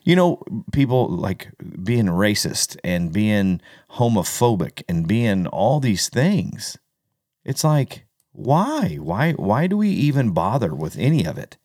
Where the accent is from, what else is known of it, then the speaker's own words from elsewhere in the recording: United States; growing up in America, being an American and a proud American